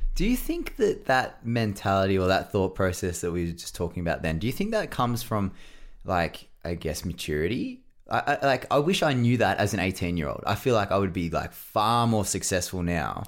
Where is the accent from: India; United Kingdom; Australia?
Australia; I'm an Aussie